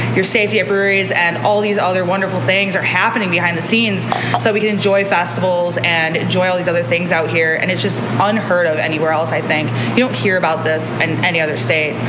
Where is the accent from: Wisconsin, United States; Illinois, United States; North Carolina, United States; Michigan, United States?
Michigan, United States; Detroit; now in California, United States; I'm also a transplant. I'm from Detroit, uh, Michigan.